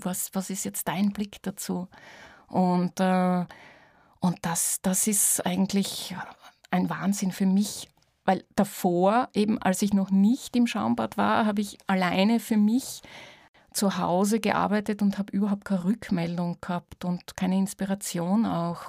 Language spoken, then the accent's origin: German; near Vorau, East Styria, Austria; ich bin ja in der Nähe von Vorau auch aufgewachsen